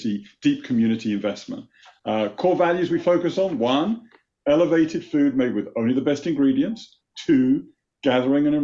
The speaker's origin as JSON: {"language": "English", "country": "United Kingdom", "tie": "born or raised there", "moved": "as an adult", "lives_now": "United States"}